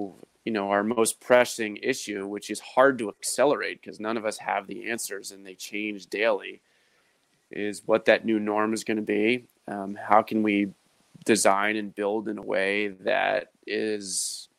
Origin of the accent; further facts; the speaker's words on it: Baltimore, Maryland, United States; I was born and raised in Baltimore